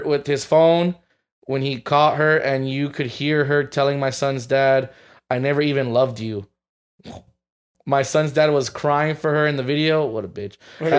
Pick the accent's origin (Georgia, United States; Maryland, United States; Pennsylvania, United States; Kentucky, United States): Georgia, United States; Atlanta; Hi, friends. I'm from Atlanta, Georgia.